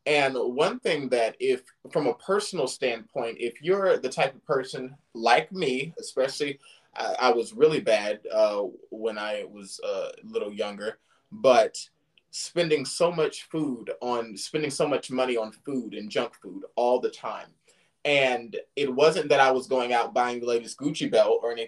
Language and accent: English; Silicon Valley, California, United States; now in the South, United States; I'm from the Silicon Valley.